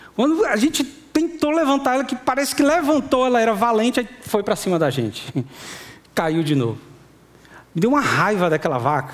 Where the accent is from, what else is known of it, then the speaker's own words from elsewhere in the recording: Fortaleza, Ceará, Brazil; eu, minha esposa, meus filhos, somos de Fortaleza. Nós não somos do sertão